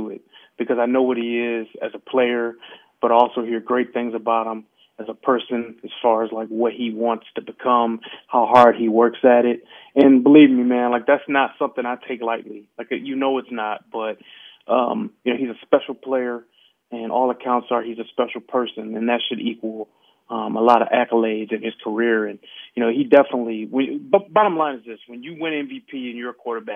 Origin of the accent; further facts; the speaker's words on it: Detroit, Michigan, United States; I grew up in Detroit